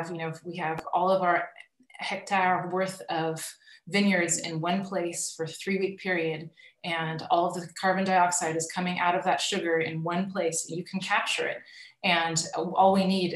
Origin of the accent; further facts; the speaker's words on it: Napa, California, United States; moved away as an adult; also born or lived in Burgundy, France; I grew up in California